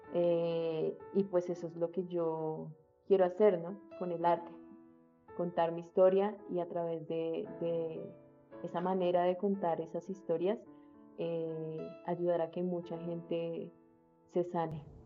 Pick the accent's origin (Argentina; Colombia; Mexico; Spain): Colombia